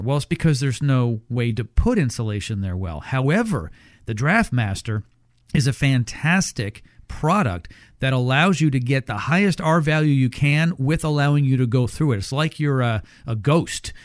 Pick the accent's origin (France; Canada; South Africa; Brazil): Canada; now in United States; I grew up up north. I grew up in Canada